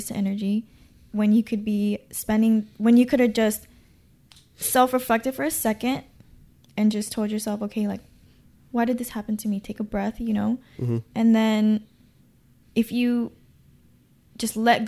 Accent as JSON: {"language": "English", "town": "Gardena", "region": "California", "country": "United States", "said": "I'm from Gardena"}